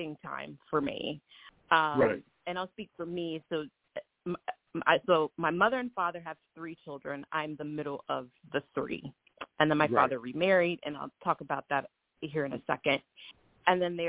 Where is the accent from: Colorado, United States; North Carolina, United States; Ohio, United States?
Ohio, United States; Springfield; I grew up in Springfield, Ohio